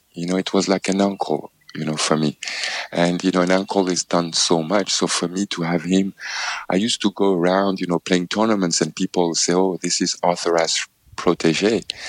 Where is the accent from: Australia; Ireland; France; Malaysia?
France; Paris, Île-de-France; as a child growing up in Paris, in France, I actually stayed 1 year as a tennis student in Roland Garros